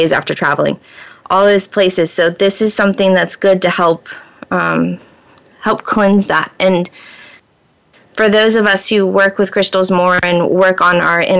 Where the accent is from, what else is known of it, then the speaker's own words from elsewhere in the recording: Florida, United States; now in Pacific Northwest, United States; I was born and raised in Florida.